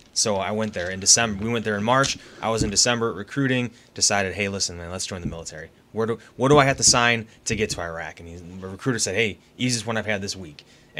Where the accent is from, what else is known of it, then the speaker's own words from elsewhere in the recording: Livonia, Michigan, United States; I grew up in Livonia